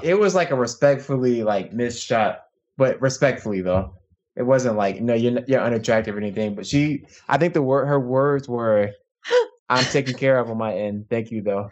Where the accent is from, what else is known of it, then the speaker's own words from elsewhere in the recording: Chesapeake, Virginia, United States; now in Issaquah, United States; I'm from Virginia, Chesapeake, Virginia, known as the seven five seven, but I currently live in Issaquah, Washington.